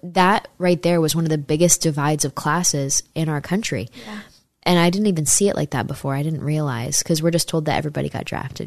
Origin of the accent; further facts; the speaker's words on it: near Saratoga Springs, upstate New York, United States; I'm from upstate New York, near Saratoga Springs, New York.